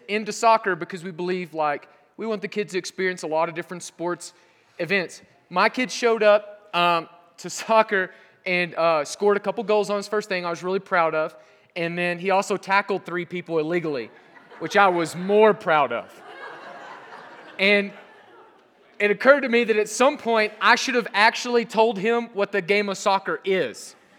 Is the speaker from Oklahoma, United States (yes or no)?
yes; Southern Oklahoma, United States; moved away as an adult; also born or lived in Europe; I'm from Southern Oklahoma